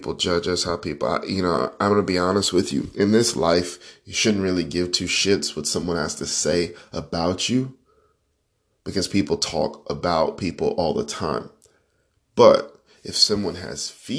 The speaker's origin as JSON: {"language": "English", "town": "Panama City", "region": "Florida", "country": "United States", "said": "I am from Panama City, Florida."}